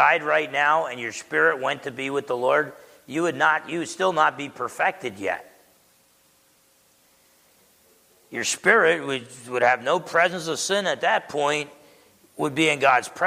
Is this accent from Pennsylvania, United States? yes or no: no; New Jersey, United States; I grew up in New Jersey